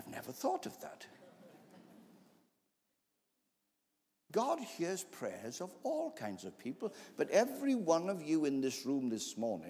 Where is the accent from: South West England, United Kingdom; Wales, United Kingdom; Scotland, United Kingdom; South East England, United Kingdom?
Wales, United Kingdom; As a Welshman